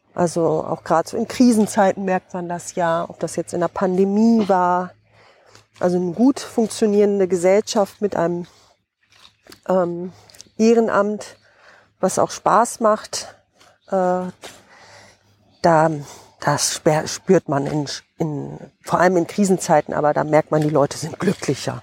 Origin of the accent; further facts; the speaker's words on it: Osnabrück district, Lower Saxony, Germany; also born or lived in North Rhine-Westphalia / Hesse; bin hier aufgewachsen im Landkreis Osnabrück